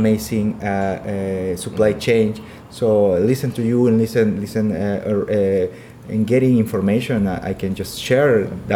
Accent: Peru; I'm from Peru.

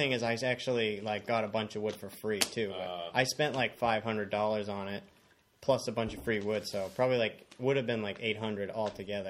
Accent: Plymouth, Massachusetts, United States; also born or lived in Weymouth, Massachusetts; I was born in Weymouth, but went straight to Plymouth after. Like, parents lived there already, so.

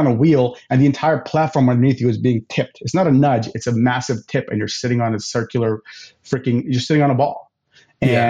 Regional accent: United States; I'm going to speak as an American here

